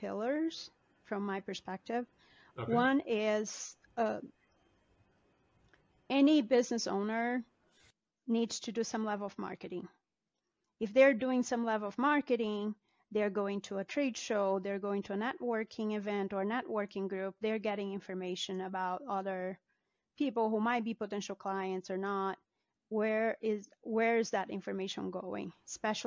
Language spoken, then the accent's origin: English; Brazil; moved away as an adult; also born or lived in Denver; now in United States; I am an immigrant. I was born and raised in Brazil. I have been in the U.S. for 20 years